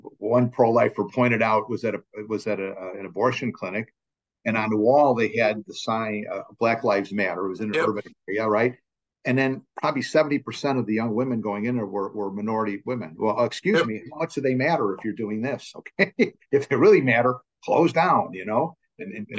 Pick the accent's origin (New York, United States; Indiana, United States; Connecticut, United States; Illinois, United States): Illinois, United States; Chicago; now in New Jersey, United States; I come from Chicago, from Illinois